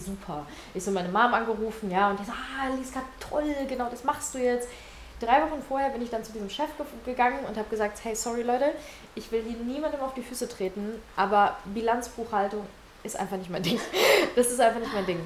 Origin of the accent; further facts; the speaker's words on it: Ukraine; now in Germany; Weil ich komme aus der Ukraine, ich komme aus einem Elternhaus